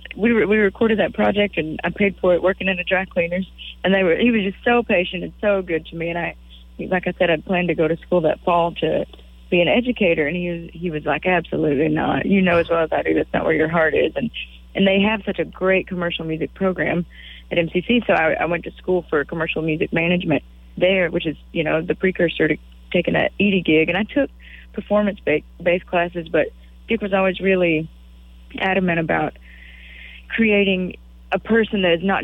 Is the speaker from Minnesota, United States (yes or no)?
no; Waco, Texas, United States; I was from Waco